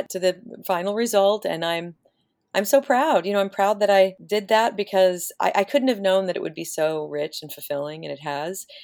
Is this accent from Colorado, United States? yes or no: no; Oklahoma, United States; I grew up in Oklahoma